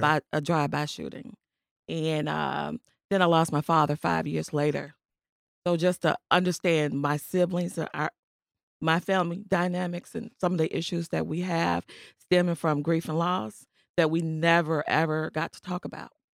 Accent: Chicago, Illinois, United States; I grew up in the Austin community. Not far from here

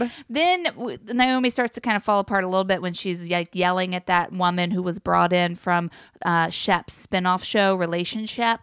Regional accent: North Carolina, United States; I'm from North Carolina

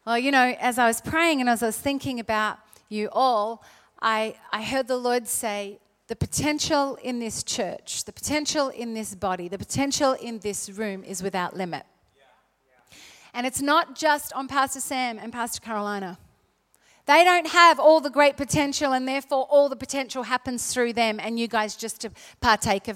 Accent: South Australia, Australia; I am not Southern, even though I was born in South Australia

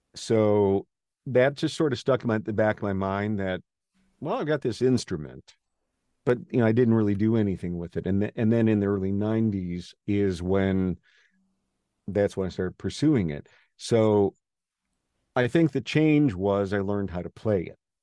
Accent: Wausau, Wisconsin, United States; moved away; I grew up in Wausau

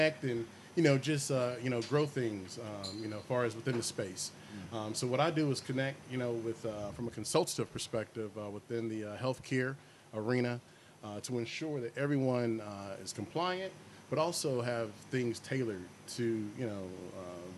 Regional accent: North Carolina, United States; I'm a North Carolina native

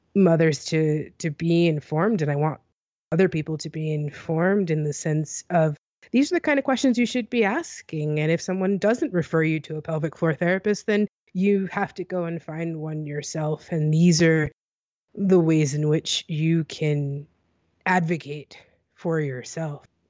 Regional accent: United States; I'm an American.

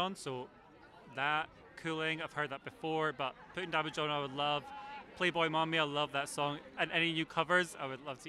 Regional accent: Edinburgh, Scotland, United Kingdom; I'm from Edinburgh.

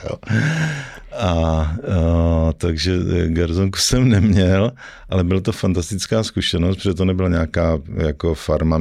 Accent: Ostrava, Moravian-Silesian Region, Czechia; moved away as an adult; now in Prague, Czech Republic; já jsem z Ostravy jako původem

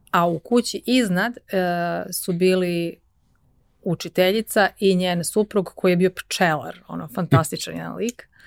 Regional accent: Rogačica, Zlatibor District, Serbia; also born or lived in Užice / United States; now in Belgrade, Serbia; ja sam rođena u Rogačici, odnosno rođena sam u Užicu, zato što u Rogačici ili u Bajnoj bašti ne postoji porodilište. Uh, A, odasla sam u Rogačici, to je jedno malo mesto na reci Drini kod Bajne bašte.

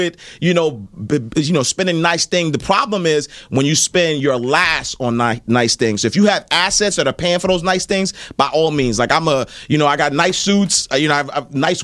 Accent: New York City, New York, United States; I grew up in the projects. I grew up in St. Nicholas Projects

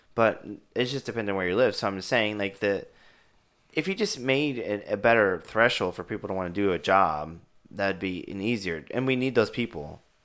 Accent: Kansas City, United States; I grew up in, I grew up in Kansas City

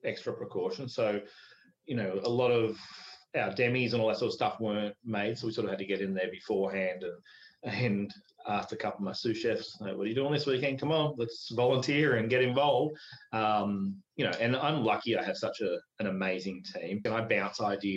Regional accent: Melbourne, Victoria, Australia; moved away; Melbourne, where I'm from, has the biggest population of Greeks outside of Athens

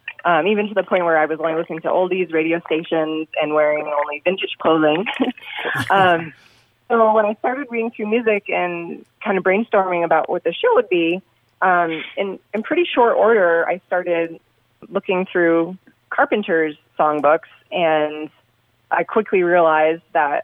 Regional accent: Vermont, United States; moved away; I'm from Vermont, so we're talking back in Vermont in around 2014.

